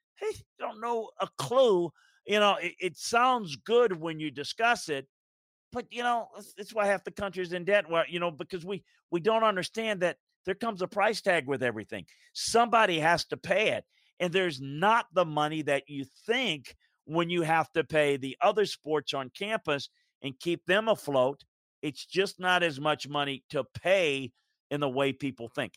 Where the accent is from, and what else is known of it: Baton Rouge, Louisiana, United States; born or raised there